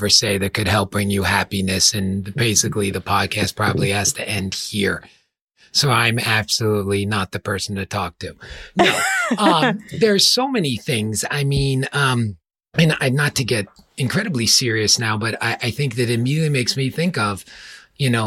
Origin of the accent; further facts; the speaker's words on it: New York, United States; moved away; where I grew up in New York, and I'm sure everyone can hear from my accent